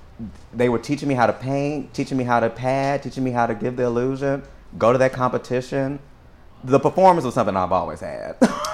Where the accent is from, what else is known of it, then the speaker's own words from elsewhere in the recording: San Antonio, Texas, United States; So, honey, I come from there. I was raised east side San Antonio in the hood, you know.